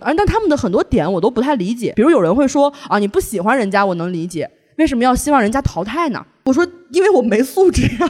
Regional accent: Xinjiang, China; 但是我是新疆的高考状元

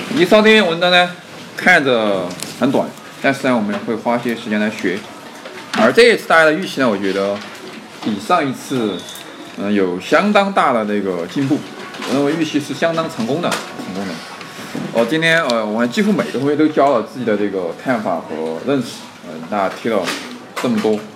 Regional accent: Sichuan, China; 我们四川也会方言吗

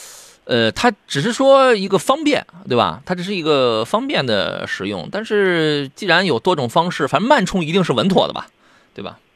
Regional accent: Qingdao, Shandong, China; 他问青岛城阳有没有田老师的门店？你等着我回了我老家去开一个吧。

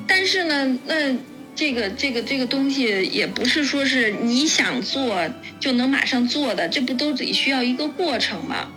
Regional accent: northern China, China; now in Germany; 因为我是北方人

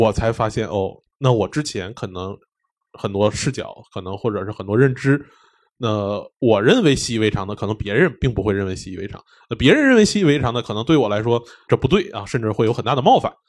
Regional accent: Beijing, China; 虽然我是男的，但是我毕竟还是在北京长大，对吧？

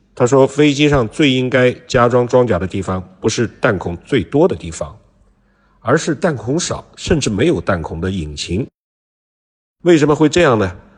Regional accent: China; 我们中国人

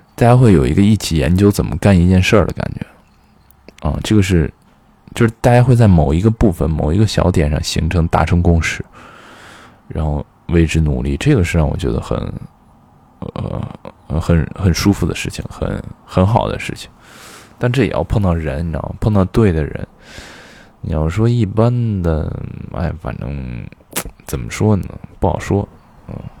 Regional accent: Xi'an, Shaanxi, China; moved away; also born or lived in Beijing; 小的时候在西安老是跟人说干洗，干洗

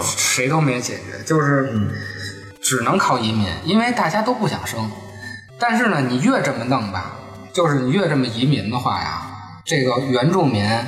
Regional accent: Beijing, China; 作为咱们北京人

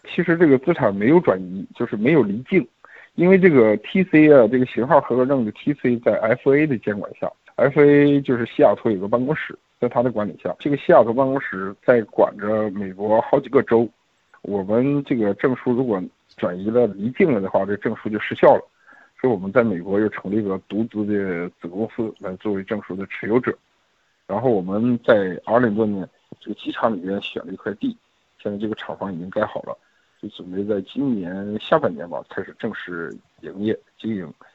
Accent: Mohe, Heilongjiang, China; 我是一九七零年出生的，在黑龙江漠河

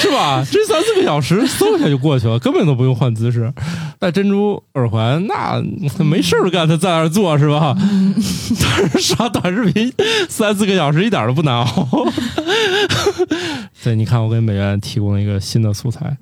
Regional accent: Northeast China, China; 我们家是东北人

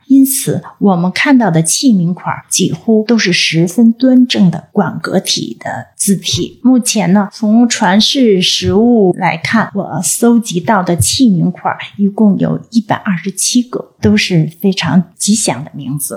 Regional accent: China; 我们中国人

